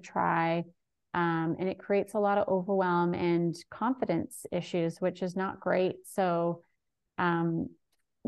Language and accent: English; Vancouver Island, British Columbia, Canada; I live in beautiful Vancouver Island. And yeah, I was born in Vancouver, but I grew up here